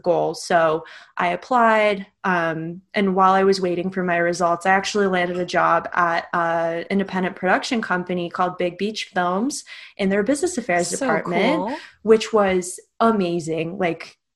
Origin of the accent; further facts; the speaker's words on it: Istanbul, Turkey; moved away as an adult; also born or lived in Oregon, United States; now in United States; I am originally from Istanbul, Turkey. I'm half American. I was born in Oregon, but raised there, been in the States since 2010 when I came here for college.